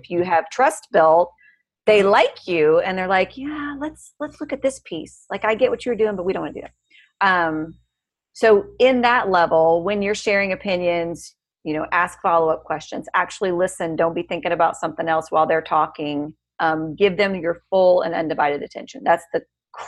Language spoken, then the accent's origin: English; United States; I grew up on the Missouri-Iowa border